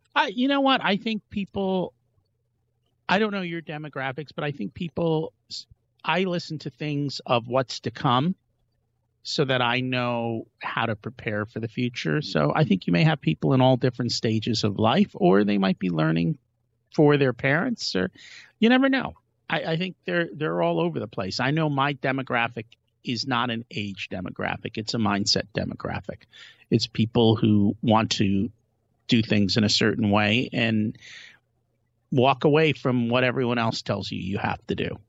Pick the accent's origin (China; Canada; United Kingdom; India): India; we're from India